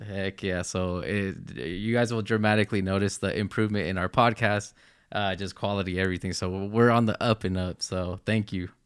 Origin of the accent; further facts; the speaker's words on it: New Jersey, United States; now in Utah, United States; we grew up in the East Coast in New Jersey, moved here